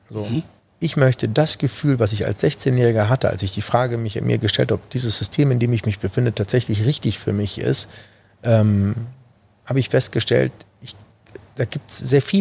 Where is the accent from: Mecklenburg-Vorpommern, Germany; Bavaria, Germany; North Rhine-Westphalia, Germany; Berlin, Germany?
North Rhine-Westphalia, Germany; Düsseldorf; Vor allen Dingen, weil es meine Heimat ist. Und das ist auch der Grund, warum ich mich auf Düsseldorf äh, aktuell beschränke